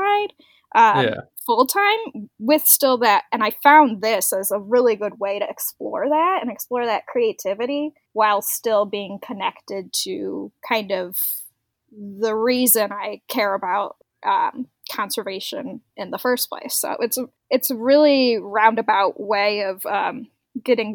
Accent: Northwest Indiana, United States; I am from Northwest Indiana. I live in a town called Valparaiso

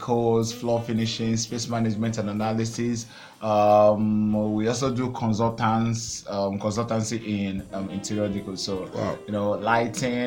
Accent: Aba, Abia, Nigeria; also born or lived in Anambra State; I grew up in the city Aba, ABA city.

